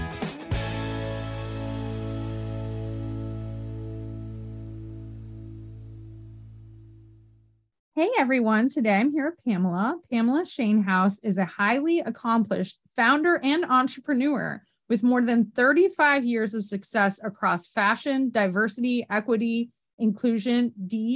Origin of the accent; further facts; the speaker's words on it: upstate New York, United States; accent: Canadian; I'm from like upstate New York, like practically Canada, like near the border where Cornwall is.